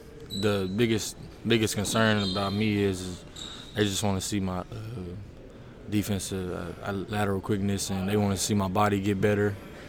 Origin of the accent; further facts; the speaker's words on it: Waco, Texas, United States; now in Fort Worth, United States; I'm from Waco, so I stay in Fort Worth